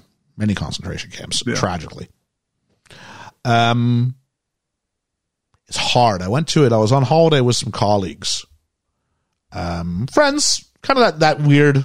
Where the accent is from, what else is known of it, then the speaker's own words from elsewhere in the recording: Canada; accent: Canadian; moved away; also born or lived in England; as a Canadian